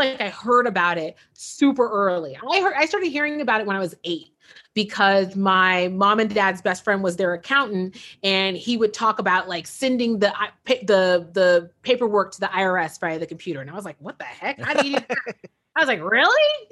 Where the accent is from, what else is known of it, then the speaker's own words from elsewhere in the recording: San Francisco, California, United States; I was born and raised in San Francisco, born in 1980